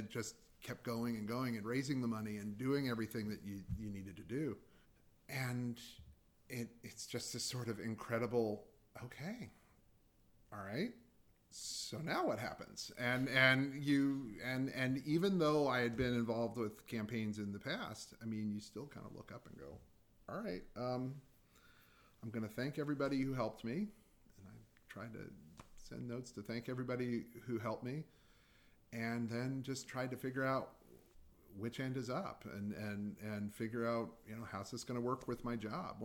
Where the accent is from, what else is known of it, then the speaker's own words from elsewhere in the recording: Baltimore, Maryland, United States; also born or lived in Indiana; growing up in Baltimore, going to Baltimore City Public Schools